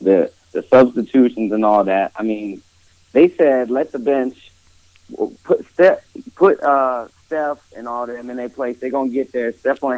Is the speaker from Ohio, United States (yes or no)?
yes; Ohio, United States; moved away as an adult; now in Los Angeles, United States; born and raised in Ohio.